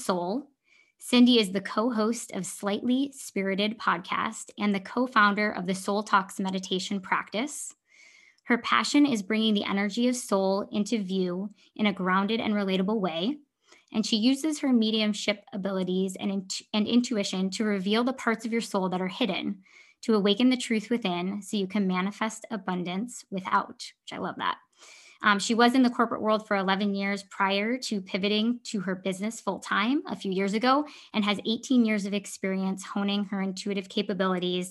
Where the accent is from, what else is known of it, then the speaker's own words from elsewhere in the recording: Libertyville, Illinois, United States; growing up in Libertyville